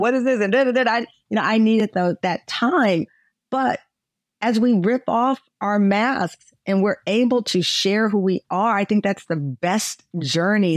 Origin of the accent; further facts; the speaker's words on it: Texas, United States; moved away as an adult; also born or lived in Chicago; I'm a Texan